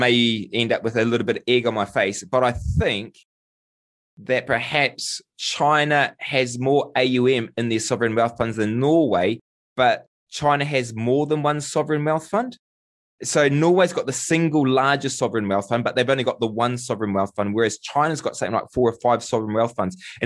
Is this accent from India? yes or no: no; New Zealand